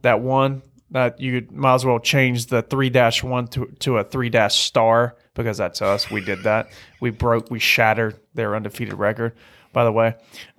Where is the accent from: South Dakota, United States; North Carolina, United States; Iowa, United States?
North Carolina, United States; You know, we're from Eastern North Carolina.